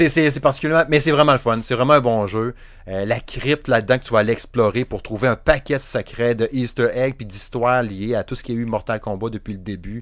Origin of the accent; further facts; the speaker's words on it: Saguenay, Quebec, Canada; accent: Saguenay; J'ai mon accent à chier du Saguenay